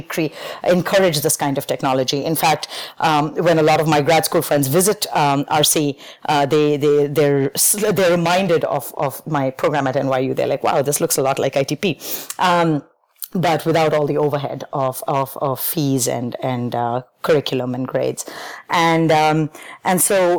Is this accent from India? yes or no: yes; India; moved away as an adult; I grew up in India, and my entire schooling up to high school was very force-fed